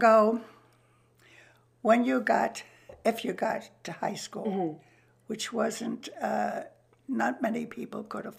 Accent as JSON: {"language": "English", "town": "New York City", "region": "New York", "country": "United States", "tie": "born or raised there", "said": "I grew up in Queens."}